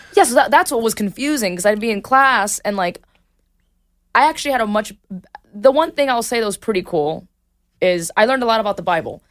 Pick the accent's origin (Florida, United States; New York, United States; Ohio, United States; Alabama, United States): Florida, United States; Miami; moved away as an adult; I moved from Miami to the West Coast